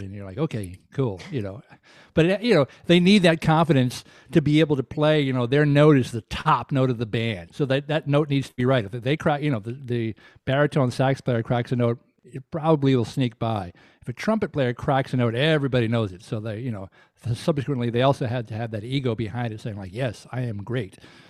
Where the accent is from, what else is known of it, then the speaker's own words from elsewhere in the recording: Deep South, United States; with all the soul music records that I grew up in the Deep South, you know, I knew who … was.